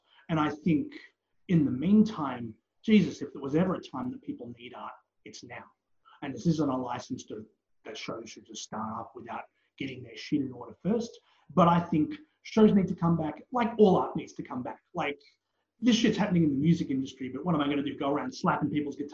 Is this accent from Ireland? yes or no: no; Australia; As an Australian wrestling legend